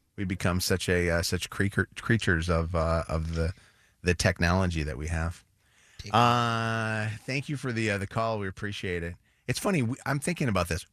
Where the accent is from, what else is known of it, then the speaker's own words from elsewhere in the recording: Illinois, United States; I grew up in Illinois